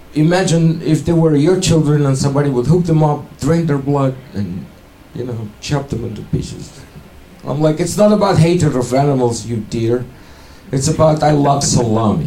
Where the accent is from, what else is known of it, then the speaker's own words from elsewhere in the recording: Ukraine; accent: Russian; English is a second language; moved away as an adult; now in United States; I'm from Ukraine, but I still have fucking Russian accent